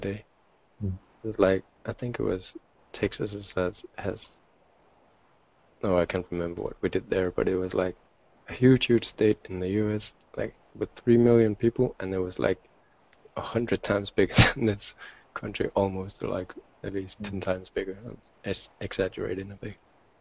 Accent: Denmark; I'm from Denmark

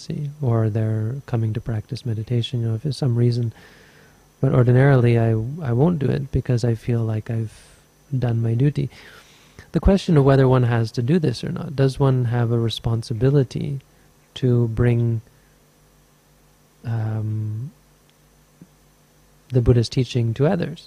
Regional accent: Canada; now in Sri Lanka; I'm Canadian.

